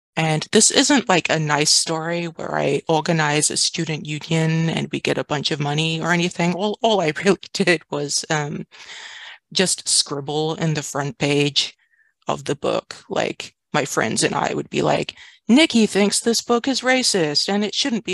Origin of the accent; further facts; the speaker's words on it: New Zealand; moved away as an adult; also born or lived in Washington, United States; now in San Francisco, United States; I grew up in Aotearoa, New Zealand.